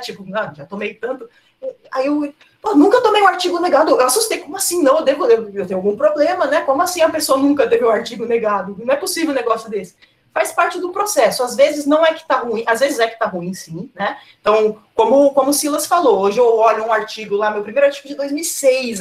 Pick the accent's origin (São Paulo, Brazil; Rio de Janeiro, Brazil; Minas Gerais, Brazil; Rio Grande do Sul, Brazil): São Paulo, Brazil; Cosmópolis; Eu sou de Cosmópolis